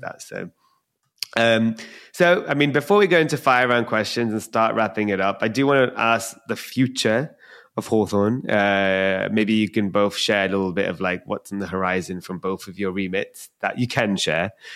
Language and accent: English; London, United Kingdom; I'm from London